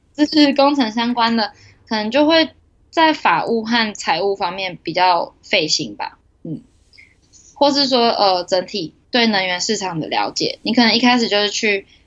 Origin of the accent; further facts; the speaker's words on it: Taiwan; moved away as an adult; now in Japan; 我是台湾人